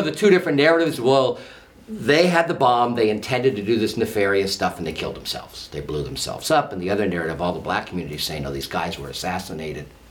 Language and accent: English; San Francisco, California, United States; moved away as an adult; also born or lived in New York; now in Baltimore, United States; I grew up in San Francisco